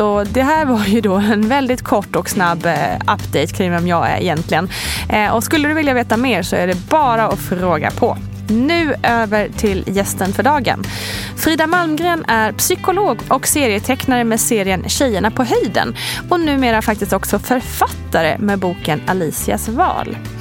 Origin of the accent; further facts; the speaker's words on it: Sweden; now in Stockholm, Sweden; i Småland och Blekinge där jag kommer ifrån och är uppvuxen